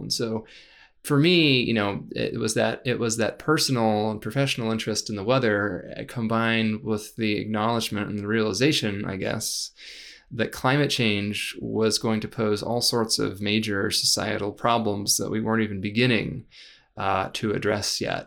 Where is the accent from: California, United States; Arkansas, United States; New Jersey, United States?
California, United States; San Rafael; moved away as an adult; also born or lived in San Francisco / Davis / Stanford / Los Angeles; I, I, I grew up, uh, in, in San Rafael for, for the most part, uh, after a few years in San Francisco.